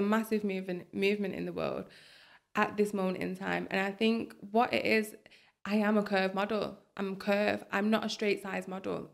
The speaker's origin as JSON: {"language": "English", "town": "Bolton", "region": "North West England", "country": "United Kingdom", "tie": "born or raised there", "also_born_or_lived": "Manchester", "said": "I love Bolton. It's my hometown"}